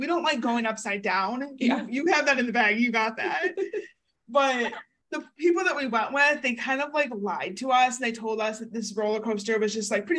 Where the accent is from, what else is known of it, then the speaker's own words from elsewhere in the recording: Michigan, United States; We're from Michigan.